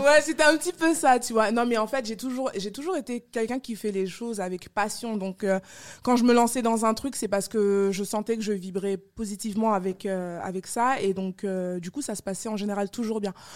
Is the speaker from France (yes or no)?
yes; France; also born or lived in Yaoundé, Cameroon; je suis née au Cameroun, à Yaoundé. Euh, je suis arrivée en France à l'âge de 8 mois